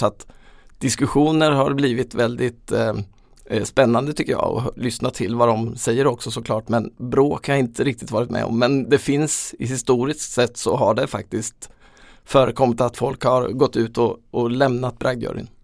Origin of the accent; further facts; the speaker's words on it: Småland, Sweden; vi lyssnade på radion hemma i Småland